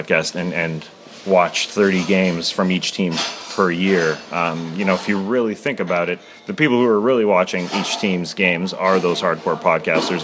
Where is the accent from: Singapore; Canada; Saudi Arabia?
Canada; as Canadians in Canada